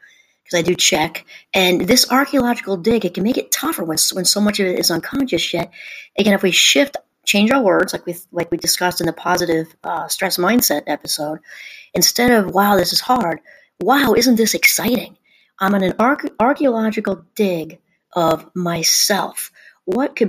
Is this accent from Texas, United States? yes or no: no; New York, United States; I grew up in New York, about an hour out of Manhattan